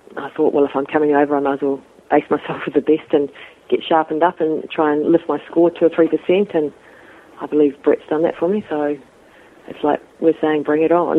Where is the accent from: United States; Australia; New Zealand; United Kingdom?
New Zealand; bottom of the North Island; I'm from the North Island, which is um, you know New Zealand's two parts. So it's the bottom of the North Island